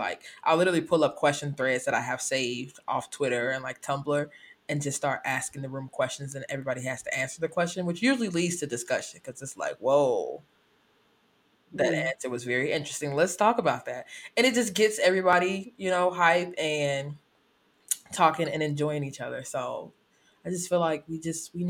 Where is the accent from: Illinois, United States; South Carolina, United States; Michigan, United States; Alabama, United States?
Illinois, United States; Chicago; I'm from Illinois. Originally from the Chicagoland area, but currently reside further south.